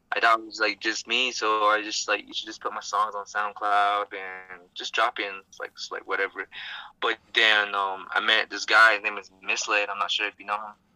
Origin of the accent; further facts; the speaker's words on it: Gallup, New Mexico, United States; I'm from Gallup.